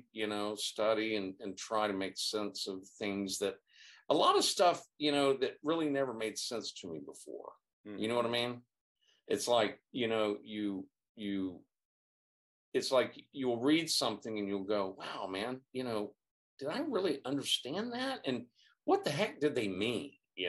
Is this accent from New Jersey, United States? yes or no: no; California, United States; moved away as an adult; also born or lived in Virginia; I grew up in Virginia, okay, but I really grew up in California, you know, because I was so young when I came out to California, and then spent all those years there